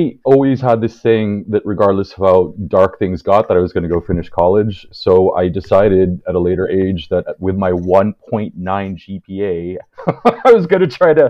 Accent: California, United States; moved away as an adult; also born or lived in Philippines; now in Paris, France; I was born in the Philippines and I emigrated to California when I was really young.

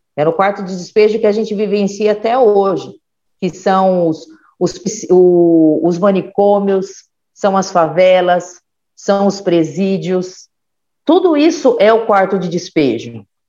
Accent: São Bernardo do Campo, São Paulo, Brazil; now in Mauá, Brazil; eu nasci em 1979, dia 13 de dezembro de 79, no Jardim Calupes, em São Bernardo

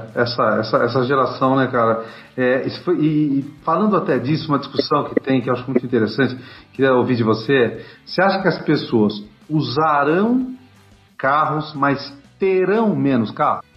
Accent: Campinas, São Paulo, Brazil; Sou de Campinas

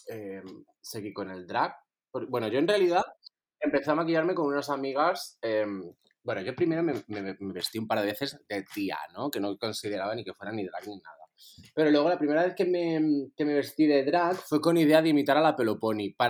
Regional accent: Torremolinos, Andalusia, Spain; soy artista multidisciplinar y nacido en Torremolinos.

